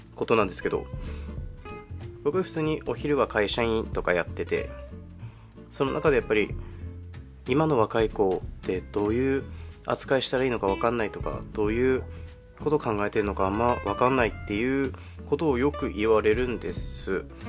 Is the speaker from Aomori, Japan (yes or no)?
yes; Aomori, Japan; 私はですね青森県出身で今も青森県にいるので、まあ、結構鉛っていうものがあるかもしれないんですけど